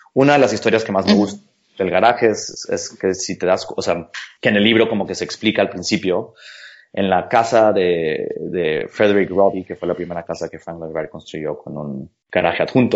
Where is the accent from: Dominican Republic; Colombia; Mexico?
Mexico; yo soy mexicano arquitecto